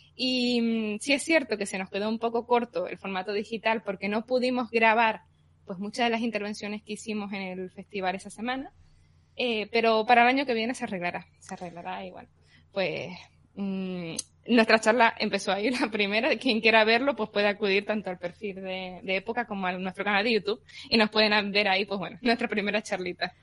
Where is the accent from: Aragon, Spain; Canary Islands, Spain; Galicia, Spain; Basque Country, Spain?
Canary Islands, Spain; Yo soy de Canarias, recibo en la isla de Tenerife